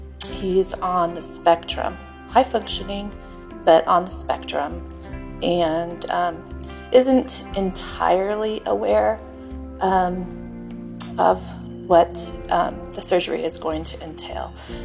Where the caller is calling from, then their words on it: Utah, United States; I'm calling from Utah.